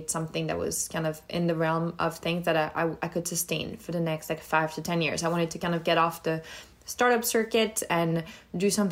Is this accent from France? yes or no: yes; France; moved away as an adult; now in United States; I grew up in France, in between Lyon and the south of France